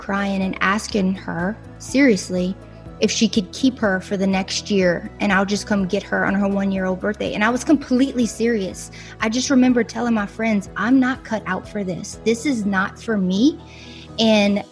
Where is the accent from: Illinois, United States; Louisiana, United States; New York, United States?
Louisiana, United States; South; I'm from South Louisiana. So like Cajun country, swamp people